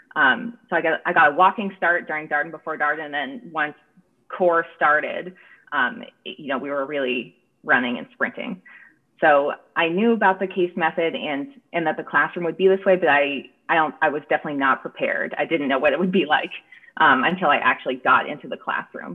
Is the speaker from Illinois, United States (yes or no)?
no; San Francisco Bay Area, California, United States; moved away; I'm from the San Francisco Bay Area originally